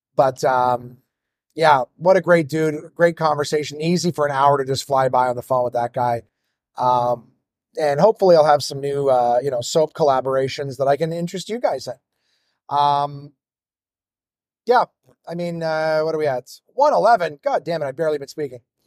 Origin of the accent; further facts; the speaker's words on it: Ottawa, Ontario, Canada; my hometown of Ottawa